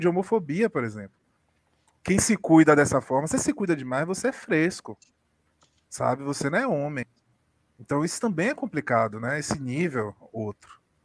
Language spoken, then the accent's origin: Portuguese; Salvador, Bahia, Brazil; eu sou de Salvador